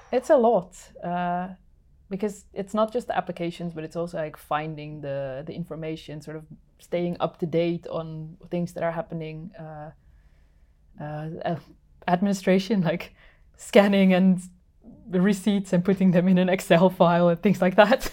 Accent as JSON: {"language": "English", "country": "Netherlands", "moved": "as an adult", "lives_now": "Finland", "said": "I'm originally from the Netherlands and have been living in Finland for, uh, eight years now."}